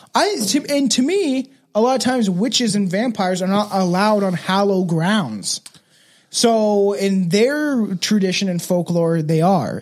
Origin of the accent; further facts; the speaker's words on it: Canada; being a fucking white dude from Canadian, all I am is Canadian